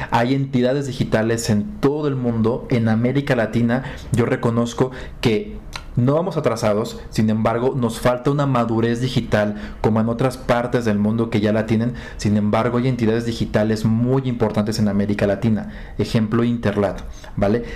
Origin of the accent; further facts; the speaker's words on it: Acapulco, Guerrero, Mexico; Yo nací en Acapulco